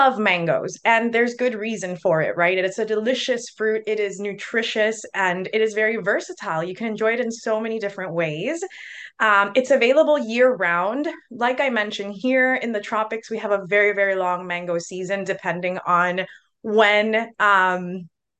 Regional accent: Cuba; now in Miami, United States; I'm from Cuba

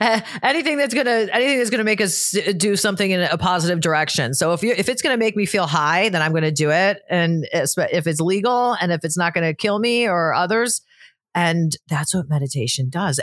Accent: Cleveland, Ohio, United States; now in Florida, United States; from Cleveland originally, but I've been in Florida for twenty years

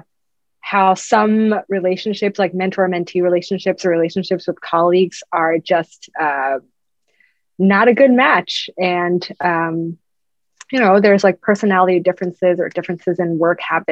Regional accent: Chapel Hill, North Carolina, United States; now in Boston, United States; I'm from Chapel Hill, North Carolina

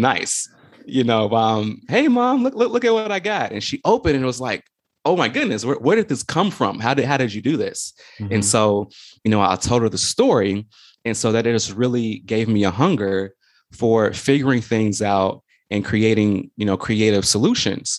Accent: Chicago, Illinois, United States; I'm from Chicago, South Side, for anybody who's out there listening, representing the South Side of Chicago.

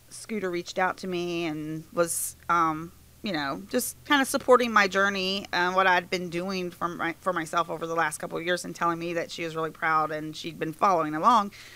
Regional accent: Inwood, West Virginia, United States; I'm from this area. I grew up in Inwood, and I still live in Inwood.

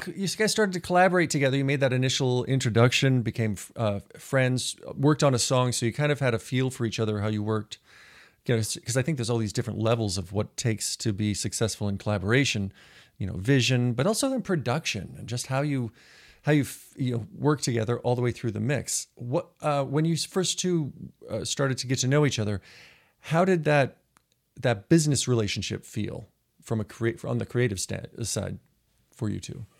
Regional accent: Montana, United States; I'm from Montana

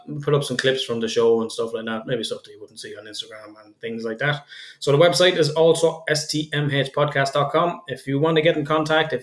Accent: Kildare, Leinster, Ireland; I'm from Kildare, which is full of horses, and my father was a jockey

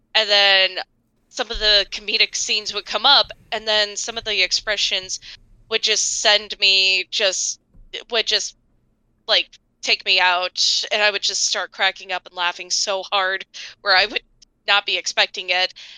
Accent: Illinois, United States; I'm from Illinois and I used to grow up, like, an hour north of Chica, like, hour, hour and a half north of Chicago.

